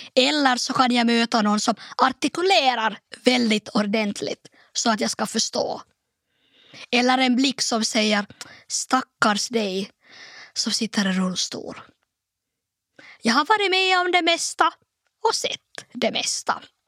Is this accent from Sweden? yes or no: no; Nykarleby, Ostrobothnia, Finland; also born or lived in Turku; ställa upp i kommunalvalet i min hemort Nykarleby